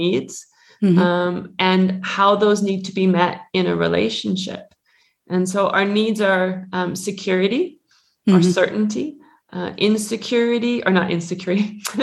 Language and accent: English; Canada; moved away as an adult; now in Switzerland; I'm originally from Canada, but I've been living in Switzerland now for 21 or 22 years.